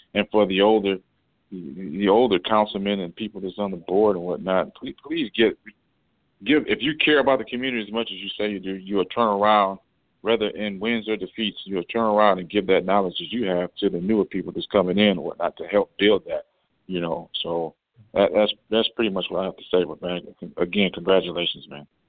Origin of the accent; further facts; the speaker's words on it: Detroit, Michigan, United States; now in Inkster, United States; I'm originally from Southwest Detroit, but I've been an Inkster resident for 23 years